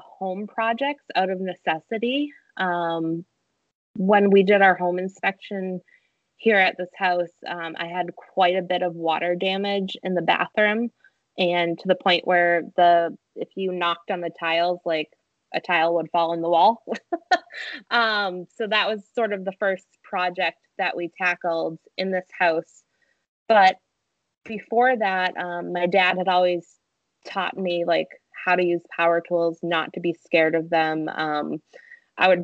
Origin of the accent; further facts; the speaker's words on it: Massachusetts, United States; also born or lived in Savannah, Georgia; I moved from Savannah, Georgia, back home to Massachusetts